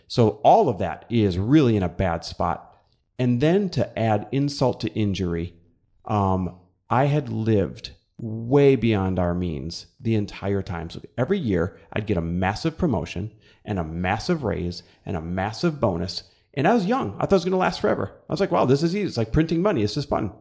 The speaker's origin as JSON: {"language": "English", "region": "Midwest", "country": "United States", "tie": "born or raised there", "moved": "as an adult", "said": "i'm midwest born and raised"}